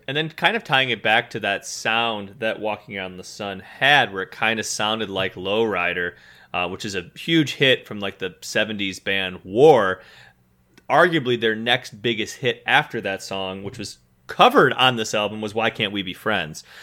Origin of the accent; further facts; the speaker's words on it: Midwest, United States; we grew up in the Midwest